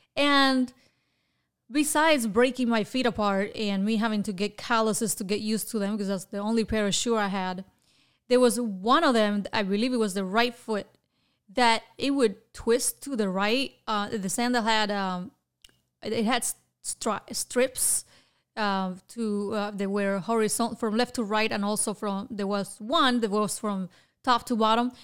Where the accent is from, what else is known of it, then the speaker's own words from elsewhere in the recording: Havana, Cuba; moved away as an adult; now in Florida, United States; I was born in Havana, Cuba in nineteen seventy-eight